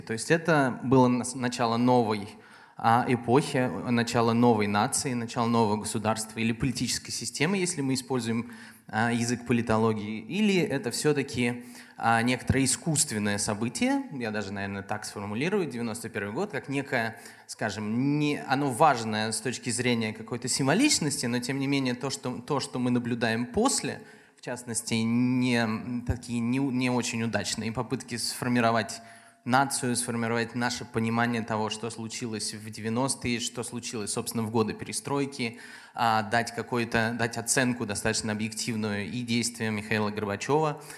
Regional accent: Tomsk, Tomsk Oblast, Russia; я родом из Томска

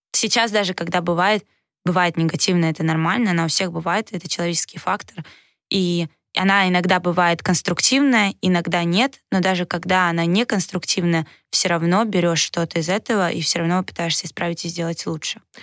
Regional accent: Saint Petersburg, Russia; also born or lived in Moscow / Novogorsk; я сама из Санкт-Петербурга

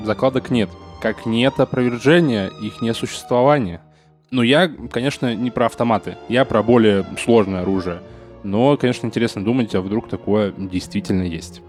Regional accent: Saint Petersburg, Russia; как петербуржец

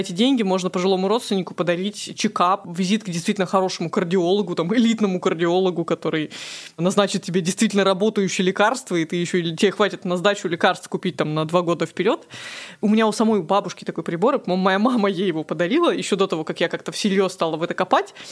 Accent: Krasnoyarsk, Krasnoyarsk Krai, Russia; moved away as an adult; Я же родом из Красноярска, и всю жизнь, все детство до 26 лет там жила.

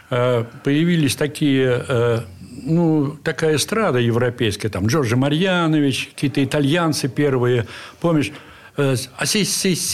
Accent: Saint Petersburg, Russia; Я родился на Охте. В здании, которое построили купцы Елисеевы возле Большохтинского

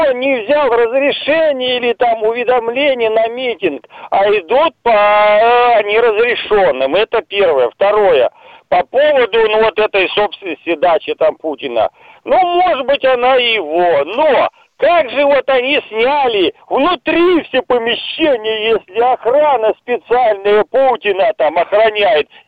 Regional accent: Ingushetia, Russia; now in Khabarovsk, Russia; И там, начиная от ингушских дел, я сам ингуш просто в этом я больше всего ориентируюсь, от ингушских дел, Фургова, что в Хабаровске творится, где я проживаю

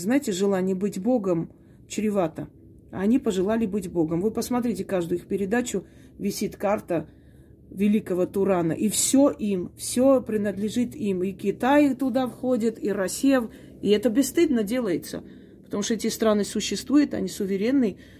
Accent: Armenia; Я, я армянка, да, я никогда это не скрывала

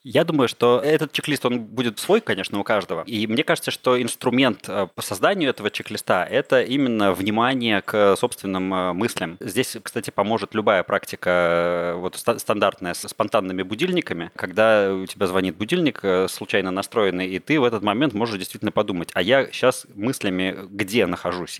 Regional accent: Saint Petersburg, Russia; moved away as an adult; now in Bali, Indonesia; Я вообще из Питера, как и ты

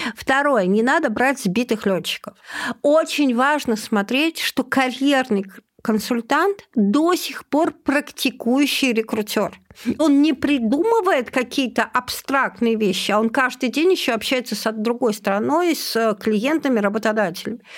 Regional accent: Vologda, Vologda Oblast, Russia; moved away as an adult; also born or lived in Moscow; я из Вологды

